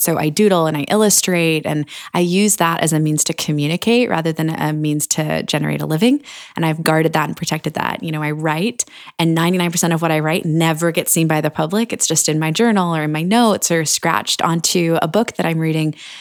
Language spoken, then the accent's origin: English; Annapolis, Maryland, United States; my hometown of Annapolis